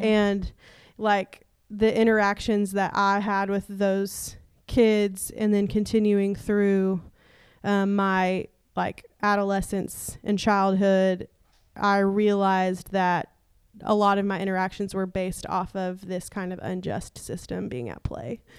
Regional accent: East Tennessee, United States; moved away; I am from East Tennessee, which is s, six hours away from where we were living

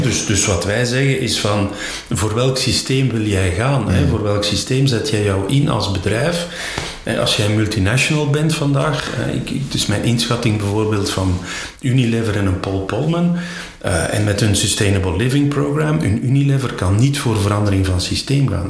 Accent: Flanders, Belgium; bij ons in Vlaanderen

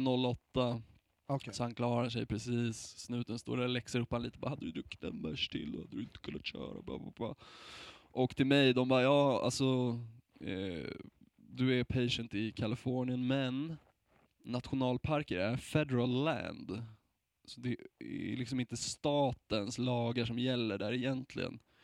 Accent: Sweden; som vit svensk

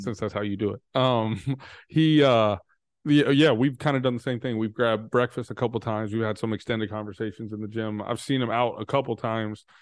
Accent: Texas, United States; I'm from Texas

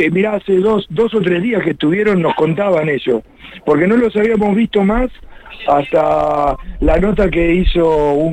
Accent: La Plata, Buenos Aires Province, Argentina; also born or lived in Cariló / Pinamar; yo no me quedo a vivir acá en, Cariló. Yo soy de La Plata ah. y cuando termina la temporada me vuelvo para el lugar donde vivo yo.

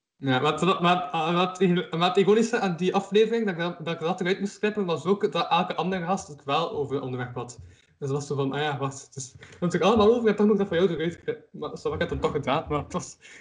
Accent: Kortrijk, Flanders, Belgium; omdat ik van Kortrijk ben.

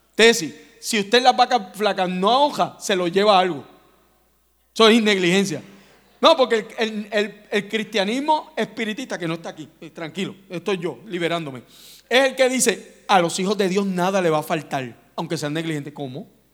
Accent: Puerto Rico

